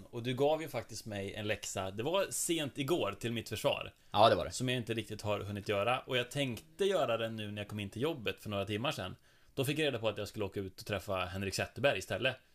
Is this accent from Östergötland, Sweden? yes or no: no; Karlstad, Värmland, Sweden; jag är från Karlstad.